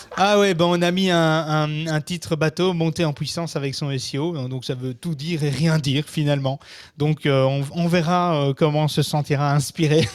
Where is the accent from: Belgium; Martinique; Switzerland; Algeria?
Belgium; also born or lived in Brussels; chez nous en France, oh, en Belgique